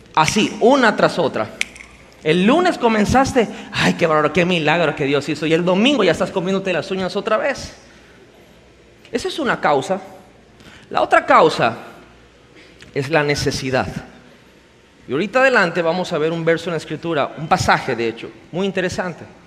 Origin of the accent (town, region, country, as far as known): Mexico